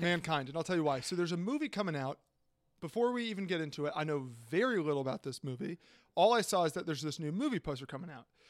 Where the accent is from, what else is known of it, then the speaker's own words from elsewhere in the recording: Virginia, United States; we're from Virginia